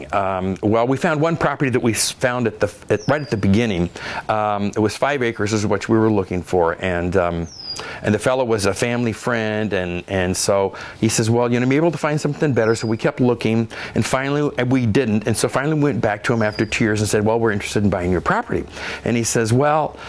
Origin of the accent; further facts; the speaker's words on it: Oregon, United States; I grew up in Oregon, and I remember black cap jam as a kid